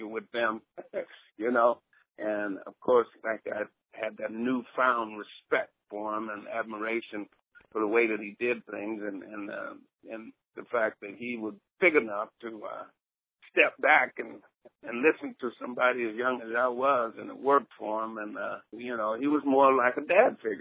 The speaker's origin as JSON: {"language": "English", "area": "the Glades area", "region": "Florida", "country": "United States", "tie": "born or raised there", "also_born_or_lived": "Iowa", "moved": "as an adult"}